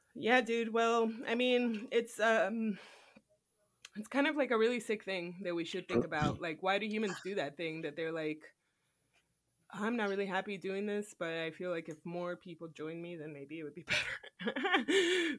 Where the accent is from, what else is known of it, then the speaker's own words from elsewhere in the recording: United States; I was born in America